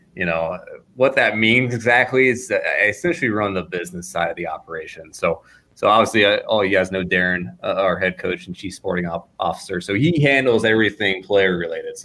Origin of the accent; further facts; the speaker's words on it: Richmond, Virginia, United States; I'm a local guy. I'm from Richmond.